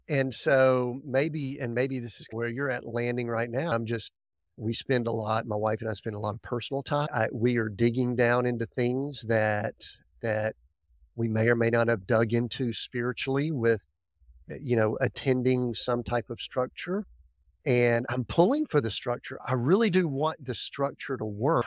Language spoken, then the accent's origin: English; Deep South, United States; I grew up in the Deep South